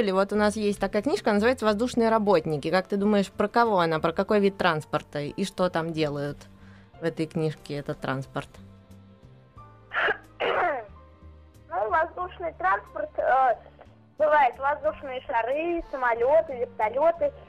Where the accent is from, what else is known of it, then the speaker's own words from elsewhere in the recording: Moscow, Russia; А, мне 10 лет, я из Москвы.